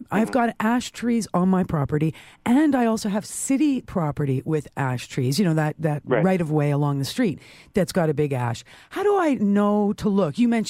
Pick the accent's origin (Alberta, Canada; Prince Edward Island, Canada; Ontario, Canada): Ontario, Canada; Toronto; where I was raised in North Toronto, which is now part of Toronto, we were on a ravine, part of the Don Valley Ravine